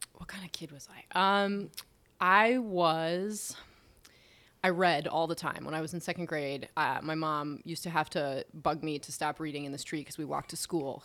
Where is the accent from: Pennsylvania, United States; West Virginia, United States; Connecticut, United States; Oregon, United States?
Pennsylvania, United States; Philadelphia; also born or lived in Detroit, Michigan / Florida; I mostly grew up in the Philadelphia area